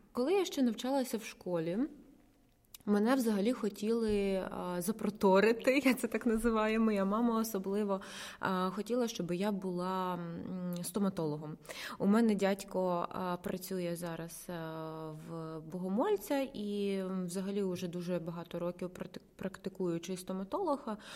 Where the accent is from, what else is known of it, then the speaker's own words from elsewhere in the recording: Ukraine; moved away as an adult; now in Kyiv, Ukraine; з периферійних містечок, звідки я родом